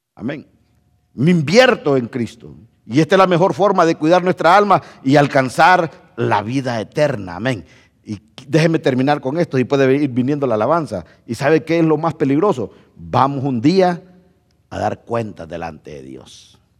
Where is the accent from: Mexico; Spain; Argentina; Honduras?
Honduras; moved away; yo no soy hondureño